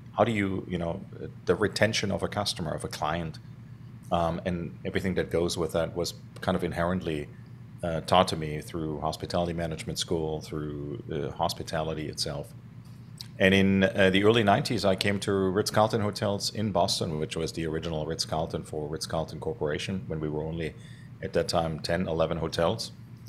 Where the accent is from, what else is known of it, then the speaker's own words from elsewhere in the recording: Stuttgart, Baden-Württemberg, Germany; So I grew up in Germany, in Stuttgart, Germany, actually in the city.